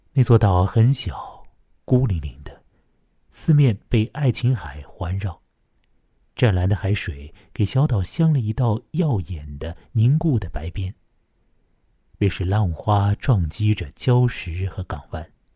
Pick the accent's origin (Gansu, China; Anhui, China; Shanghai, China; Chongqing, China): Shanghai, China; Chongming Island; 那是我的家乡长江近投的崇明岛